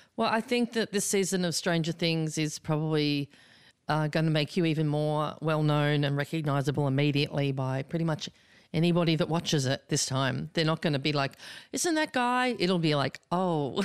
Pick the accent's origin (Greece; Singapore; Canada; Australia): Australia; now in United States